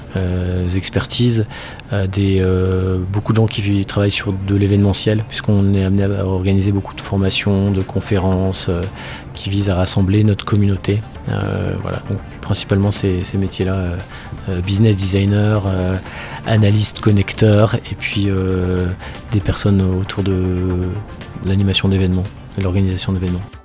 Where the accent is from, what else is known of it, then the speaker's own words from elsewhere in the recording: Nord, Hauts-de-France, France; moved away as an adult; je suis né dans le Nord et je suis parti euh, faire mes études après le lycée